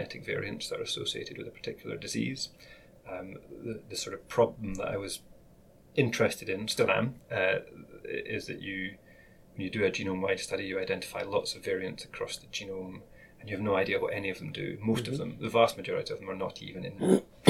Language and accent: English; Glasgow, Scotland, United Kingdom; also born or lived in Paisley; now in Edinburgh, United Kingdom; I went to school in Glasgow, and then I moved away from Glasgow when I was 17. And I've lived in Edinburgh for most of the rest of that time.